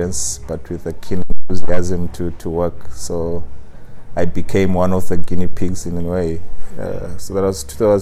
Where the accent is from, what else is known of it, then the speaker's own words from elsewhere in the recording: Harare, Zimbabwe; moved away as an adult; now in Cape Town, South Africa; I'm Zimbabwean, born and bred in Harare